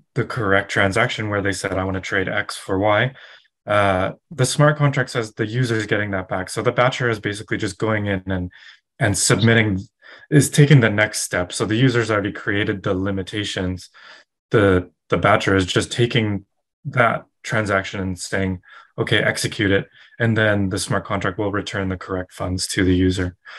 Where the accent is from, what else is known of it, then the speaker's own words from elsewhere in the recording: west coast of Canada, Canada; I'm also from Canada, mm-hmm. uh, west coast of Canada.